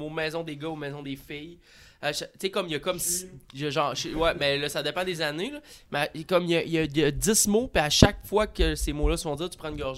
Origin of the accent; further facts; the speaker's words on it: Quebec, Canada; on est des Québécois en ville et tout.